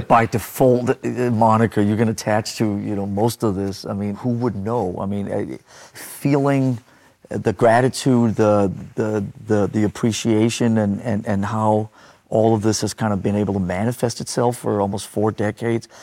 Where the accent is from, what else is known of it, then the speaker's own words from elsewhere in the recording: Denmark; growing up in Denmark